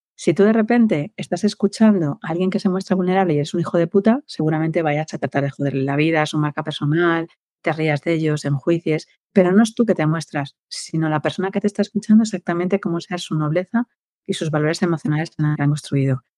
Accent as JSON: {"language": "Spanish", "town": "Valladolid", "region": "Castile and León", "country": "Spain", "said": "yo soy de Valladolid"}